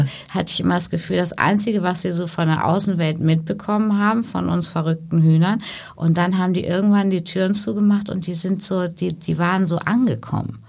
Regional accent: Paderborn, North Rhine-Westphalia, Germany; moved away; also born or lived in Hamburg; Ich bin ja ähm, gebürtige Hamburgerin, aber ja. groß geworden zwischen Paderborn und Bielefeld mhm. und in Paderborn zur Schule gegangen ins Michaelskloster

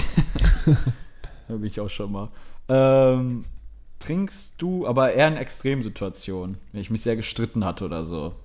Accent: Germany; als Deutscher

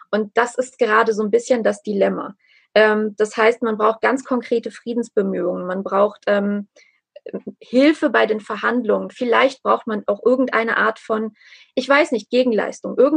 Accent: Armenia; einfach um mein, mein Heimatland, also auch um Nachbarn, um Freunde, auch um Menschen, die ich nicht kenne. Denn diese ganze ähm, diese ganze Geschichte Armeniens und äh, sozusagen der armenischen Ethnie

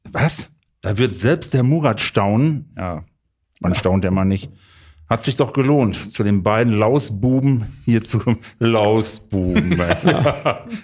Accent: Kirchhellen, North Rhine-Westphalia, Germany; born there; Also nicht hier in Bottrop, sondern äh, Kirchhellen.

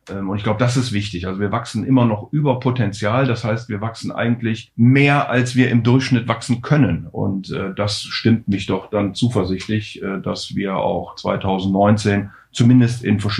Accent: Rhineland, Germany; ich bin ja Rheinländer und von daher natürlich per se schon mal sozusagen mit Geburt Optimist

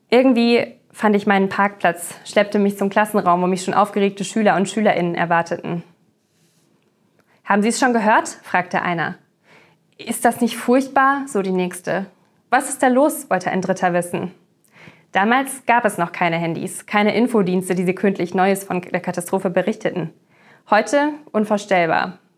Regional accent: United States; born there; Ich hatte mich sehr darauf gefreut, da ich meinen Landsleuten als gebürtige Amerikanerin immer sehr gerne das Kloster zeige.

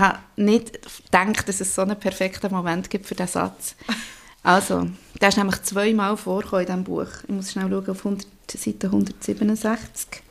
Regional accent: Emmental, Bern, Switzerland; Ich bin auch im Emmental aufgewachsen

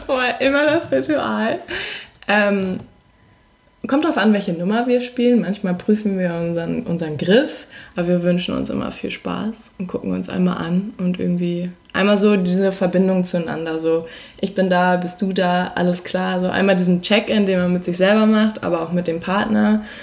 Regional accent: Hamburg, Germany; also born or lived in Berlin; Wir kommen aus Hamburg

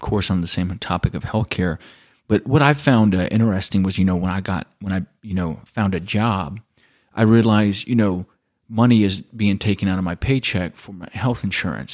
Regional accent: United States; moved away as an adult; now in Germany; growing up in America

